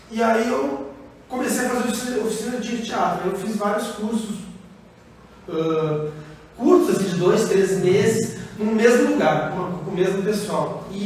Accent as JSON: {"language": "Portuguese", "town": "Porto Alegre", "region": "Rio Grande do Sul", "country": "Brazil", "moved": "as an adult", "lives_now": "Sorocaba, Brazil", "said": "Sou do Sul, sou de Porto Alegre."}